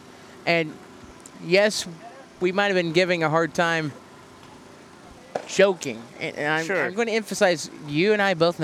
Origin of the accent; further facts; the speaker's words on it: Vincennes, Indiana, United States; moved away; I'm from here. This is my home.